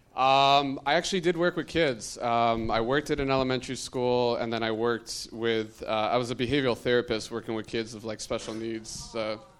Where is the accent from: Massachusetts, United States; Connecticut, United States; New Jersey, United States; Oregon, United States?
Connecticut, United States; moved away; I'm originally from Connecticut.